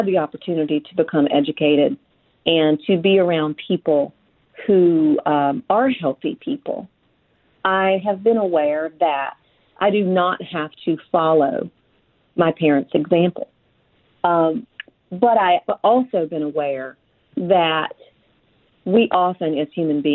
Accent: Frankville, Alabama, United States; also born or lived in Mobile, Alabama; I grew up in Frankville, Alabama, from the time I was just before I turned 2 until the time I was 12. When I was 12 years old, we moved to the Mobile, Alabama area

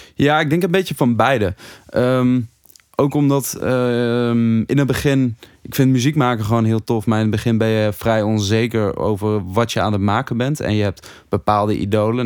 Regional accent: Hattem, Gelderland, Netherlands; ik uit Hattem kwam.

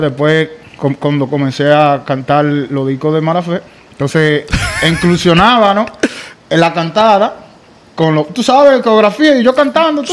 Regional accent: Santo Domingo Este, Distrito Nacional, Dominican Republic; moved away; Yo soy dominicano y mitad judío

